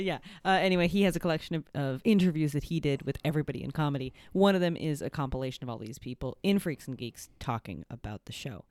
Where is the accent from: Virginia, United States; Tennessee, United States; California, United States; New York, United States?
California, United States; I'm a Californian